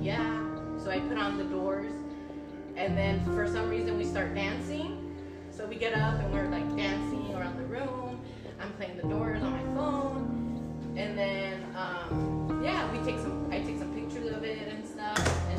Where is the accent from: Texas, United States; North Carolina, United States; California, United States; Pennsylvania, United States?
California, United States; Oxnard